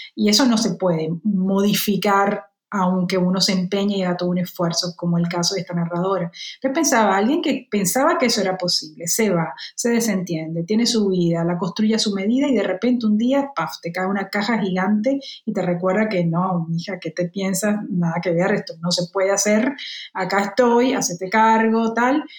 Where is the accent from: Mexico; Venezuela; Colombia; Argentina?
Colombia; Cartagena, Bolívar; moved away; Ahora que no vivo allí, que no tengo un mar cerca, o sí tengo un mar cerca, pero que es un mar mucho peor, digamos, y un mar que, no me produce los sentimientos que sí me produce el de mi tierra